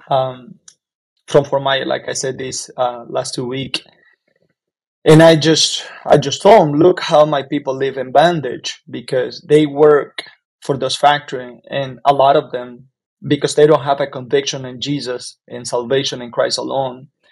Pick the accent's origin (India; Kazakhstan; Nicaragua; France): Nicaragua; Jalapa, Nueva Segovia; moved away as an adult; now in United States; I am from Nicaragua, from from an area called Jalapa